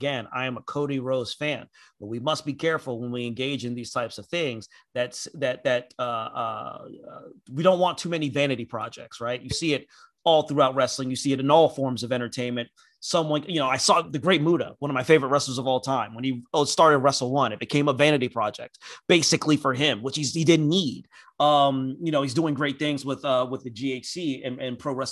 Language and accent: English; Nigeria; As a Nigerian